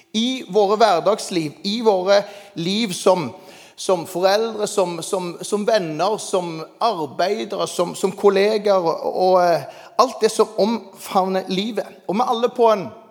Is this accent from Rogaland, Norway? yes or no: yes; Jæren, Rogaland, Norway; der jeg kommer fra